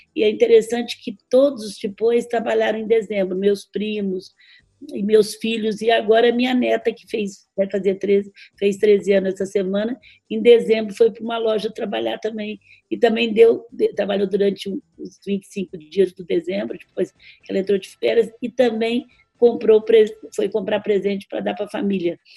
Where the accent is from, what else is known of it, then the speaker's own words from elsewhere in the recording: Franca, São Paulo, Brazil; nós somos de Franca